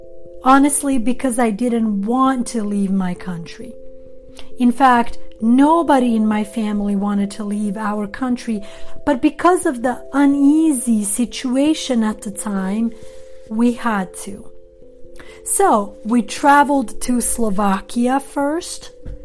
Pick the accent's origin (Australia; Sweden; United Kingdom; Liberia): Sweden; also born or lived in Montenegro; now in Los Angeles, United States; I was born in Montenegro. I am Albanian by nationality. I grew up in Sweden, and I have lived in Los Angeles for a very long time.